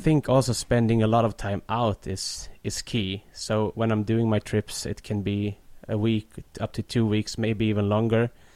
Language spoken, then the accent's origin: English; Stockholm, Stockholm County, Sweden; I was growing up, uh, just south of Stockholm.